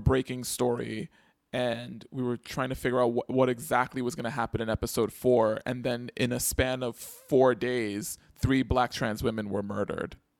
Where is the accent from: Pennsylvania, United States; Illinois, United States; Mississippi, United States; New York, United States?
New York, United States; New York City; I grew up in the Bronx